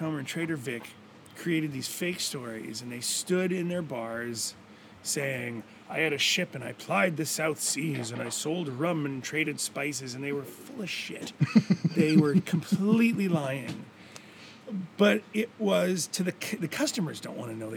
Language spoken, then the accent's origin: English; Vancouver, British Columbia, Canada; moved away as an adult; now in Gili Trawangan, Indonesia; We're from Vancouver